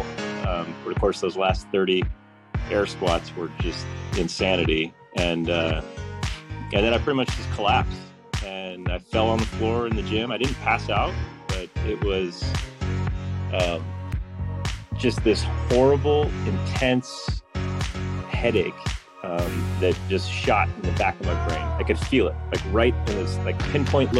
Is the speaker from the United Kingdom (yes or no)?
no; Livermore, California, United States; I'm from Livermore, California, and I'm a mechanical engineer.